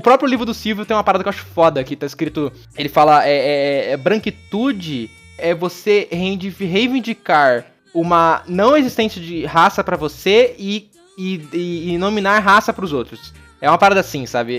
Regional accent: interior of Paraná, Brazil; moved away; Eu nasci no Paraná, no interior do Paraná

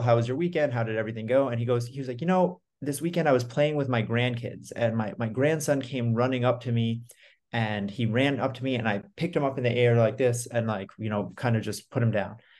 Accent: New York, United States; I'm from New York. I'm recording this in Austin right now

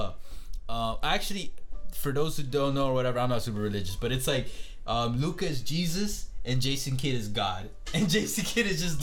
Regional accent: Miami, Florida, United States; we're from Miami

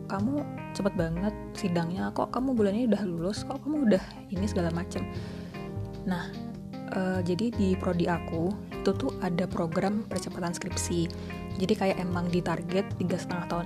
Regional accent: Surakarta, Central Java, Indonesia; Aku orang asli Solo.

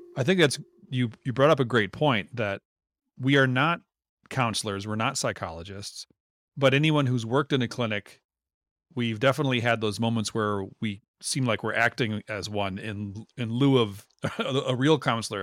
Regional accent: Minnesota, United States; we grew up in Minnesota

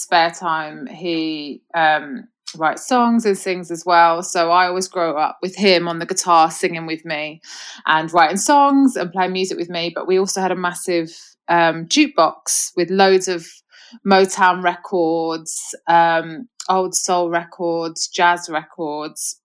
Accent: London, United Kingdom; accent: mixed accent; now in Birmingham, United Kingdom; I was actually born in Birmingham, but then okay. I moved to London when I was about 10 so uh, grew up okay. in London, hence a bit of a mixed accent

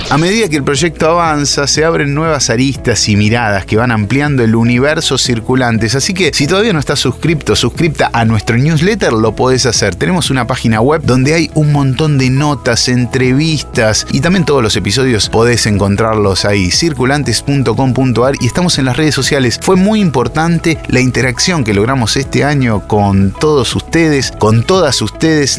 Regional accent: Argentina; somos los argentinos

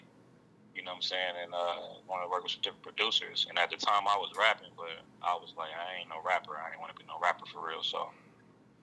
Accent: Wichita, Kansas, United States; I'm from Wichita. Born and raised Wichita, Kansas?

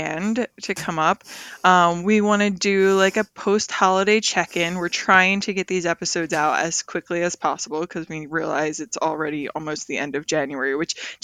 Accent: New Jersey, United States; we are still from New Jersey

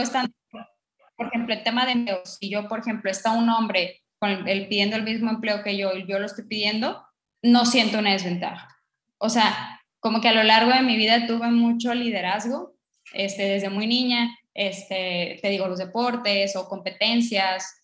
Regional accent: northern Mexico, Mexico; yo soy mexicana, pero eh, yo soy norteña

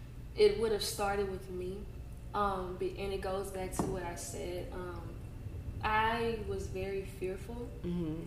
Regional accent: Dennis Mills, Louisiana, United States; now in Baton Rouge, United States; Oh, I live in Baton Rouge, but I'm from Dennis Mills

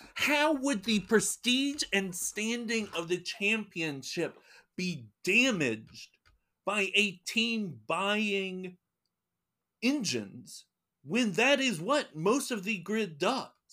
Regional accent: North Carolina, United States; I'm from North Carolina

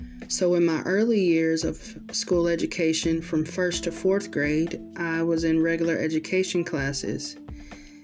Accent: Georgia, United States; I was born and raised in Georgia, and I still live here

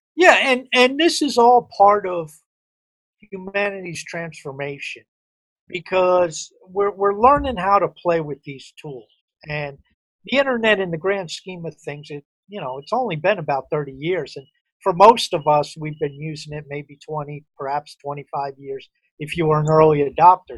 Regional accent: outside New York City, United States; I grew up outside New York City

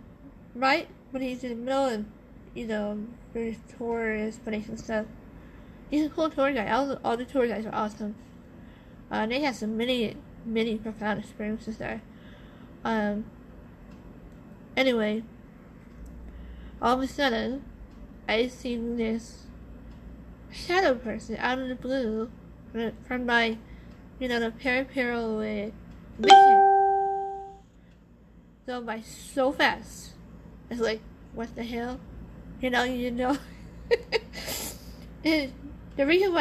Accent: Harbor City, California, United States; I was born in Harbor City. California

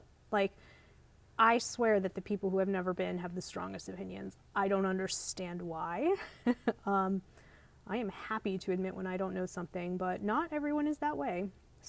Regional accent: South Florida, United States; I'm from South Florida. There's a huge Israeli population. And my father is actually half Israeli.

